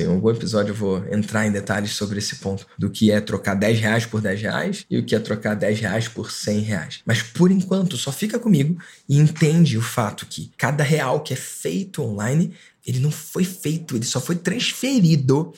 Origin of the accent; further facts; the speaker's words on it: Rio de Janeiro, Brazil; Aqui na minha cidade, eu sou do Rio de Janeiro